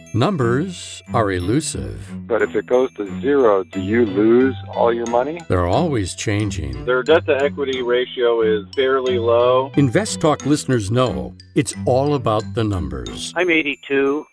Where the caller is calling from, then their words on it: Sacramento, California, United States; I'm calling from Sacramento